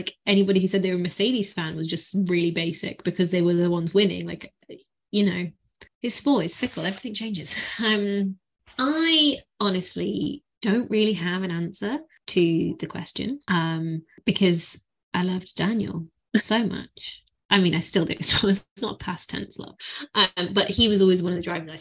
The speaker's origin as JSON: {"language": "English", "country": "United Kingdom", "said": "I feel the same being British"}